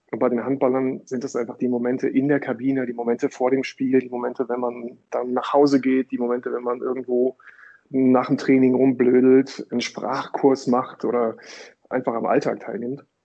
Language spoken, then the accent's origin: German; Datteln, North Rhine-Westphalia, Germany; Ich komme aus Datteln, so von, der, von Nordtipp für das Ruhrgebiet.